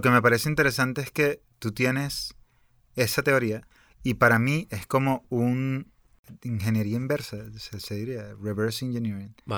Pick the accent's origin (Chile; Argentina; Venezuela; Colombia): Venezuela; mi país, por ejemplo, con Venezuela